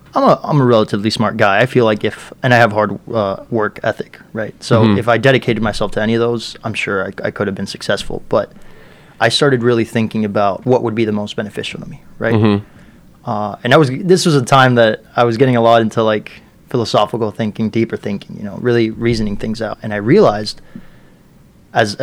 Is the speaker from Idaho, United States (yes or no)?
no; Miami, Florida, United States; also born or lived in Peru; growing up in Miami